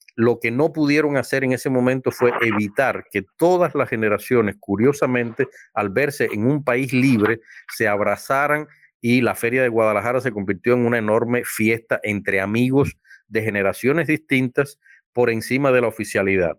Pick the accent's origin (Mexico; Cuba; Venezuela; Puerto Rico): Cuba; moved away as an adult; now in Germany; yo como cubano y además ciudadano alemán que trabajo en esa institución